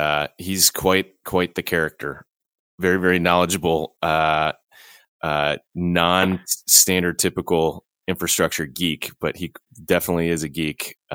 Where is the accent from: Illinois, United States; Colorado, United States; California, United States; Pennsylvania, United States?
Illinois, United States; my home state, Illinois